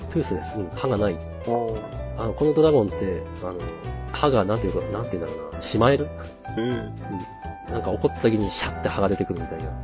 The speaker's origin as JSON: {"language": "Japanese", "region": "Tohoku", "country": "Japan", "tie": "born or raised there", "said": "東北の田舎出身なんですけど"}